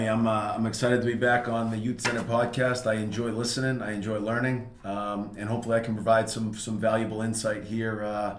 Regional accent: North Andover, Massachusetts, United States; I grew up in North Andover. That's obviously the tie that I have to the Youth Center. And I had a great experience growing up in North Andover Public Schools. Went to Atkinson Elementary, North Andover Middle School, and then through the high school.

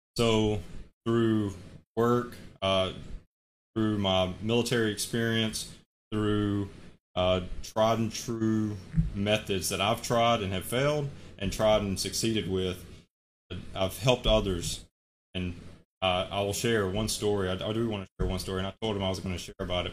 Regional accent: Alabama, United States; moved away as an adult; now in Hawaii, United States; I'm from Alabama, currently living in, in Hawaii, work out here

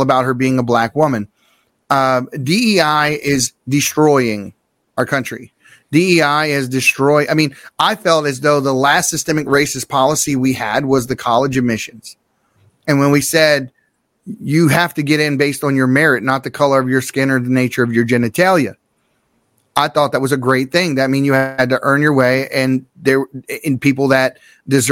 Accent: Baltimore, Maryland, United States; I grew up in Baltimore City. I grew up right next door to the project

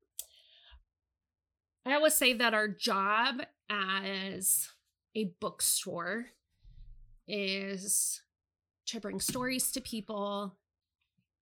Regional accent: United States; I'm a middle-aged American woman. I've spent my entire youth and adulthood living in a country

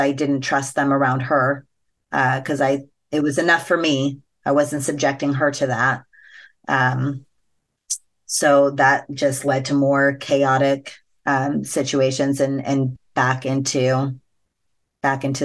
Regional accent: Las Vegas, Nevada, United States; growing up in Vegas, where sex is very much a part of the culture

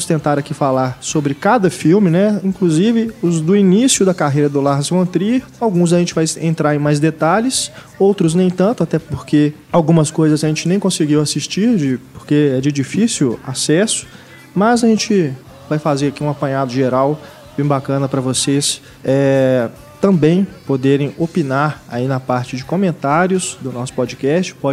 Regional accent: Blumenau, Santa Catarina, Brazil; now in Manaus, Brazil; Sou, sou de Blumenau.

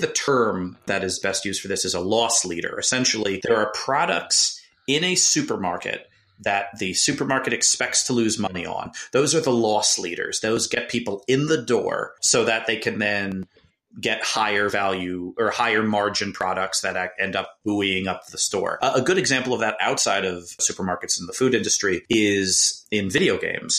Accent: New Jersey, United States; growing up, my family shopped at ShopRite and Pathmark because I'm from New Jersey

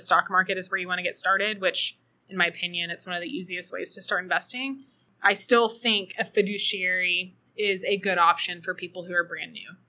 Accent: Austin, Texas, United States; moved away as an adult; now in El Salvador; I loved growing up in Austin. I'm so proud to be from Austin

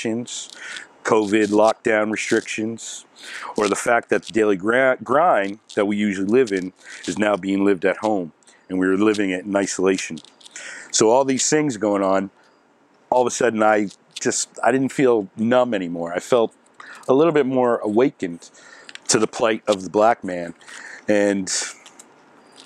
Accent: Halifax, Nova Scotia, Canada; moved away as an adult; now in Toronto, Canada; I was born down home in Halifax, Nova Scotia

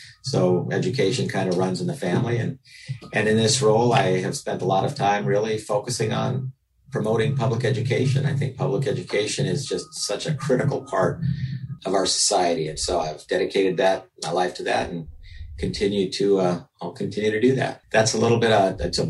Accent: Denver, Colorado, United States; I have grown up in Colorado

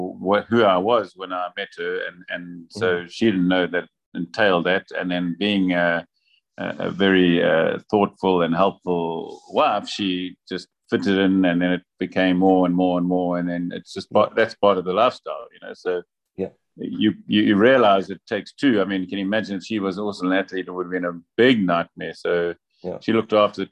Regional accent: Durban, KwaZulu-Natal, South Africa; moved away as an adult; now in Vila do Conde, Portugal; I was born in Durban, South Africa. And spent most of my life in Durban, and then moved to Portugal 6 years ago, just north of Porto, in a town called Vila do Conde

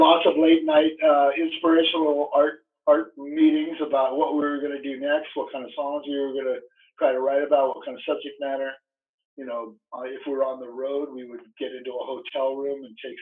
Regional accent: Arizona, United States; growing up in Arizona

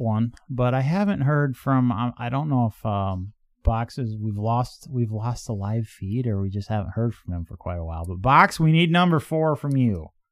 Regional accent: Midwest, United States

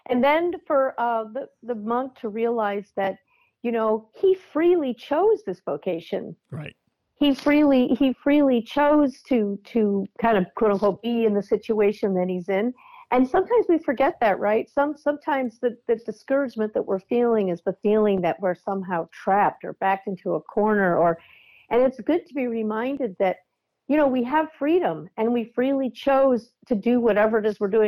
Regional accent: Midwest, United States; yeah, that's what we had canned peas. I grew up in Midwest.

